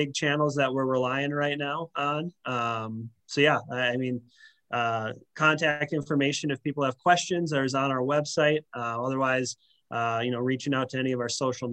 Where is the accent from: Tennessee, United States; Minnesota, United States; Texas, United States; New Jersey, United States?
Minnesota, United States; Minneapolis; moved away as an adult; now in Fargo, United States; growing up in the Twin Cities